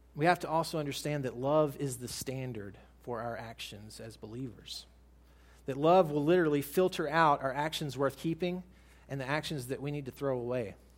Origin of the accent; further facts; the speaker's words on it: United States; as American Christians